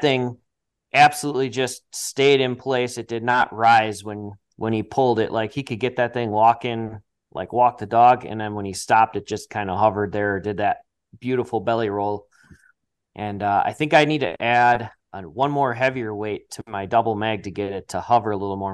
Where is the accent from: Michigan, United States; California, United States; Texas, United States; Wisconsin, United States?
Wisconsin, United States; Eagle River; I'm born and raised in Eagle River, and, uh, I've lived up here pretty much my whole life